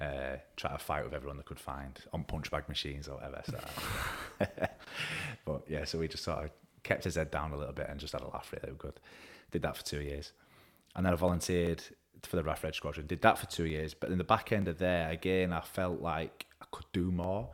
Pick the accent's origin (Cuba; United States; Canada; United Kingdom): United Kingdom; Woodside, Yorkshire and the Humber; also born or lived in Baildon; I'm from Woodside originally. Um, I was gr-, grew up there for a few years